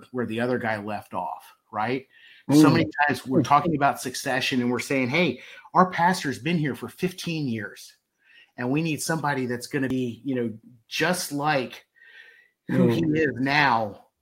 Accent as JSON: {"language": "English", "town": "Baltimore", "region": "Maryland", "country": "United States", "tie": "born or raised there", "said": "I grew up in Baltimore"}